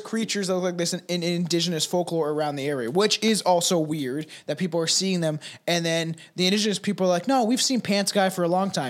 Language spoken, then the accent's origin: English; Minnesota, United States; I'm from Minnesota, like I'm down in Minnesota.